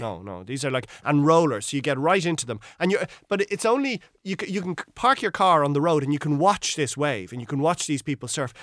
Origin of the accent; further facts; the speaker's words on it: Ireland; we as Irish people